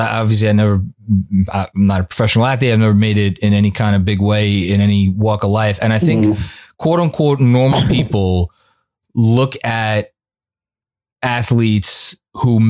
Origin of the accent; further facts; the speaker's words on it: New York City, New York, United States; moved away as an adult; I was born and raised in Staten Island, New York